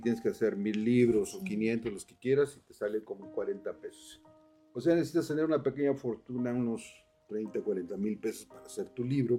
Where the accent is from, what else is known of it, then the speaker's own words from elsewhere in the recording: Cuautla, Morelos, Mexico; soy de Cuautla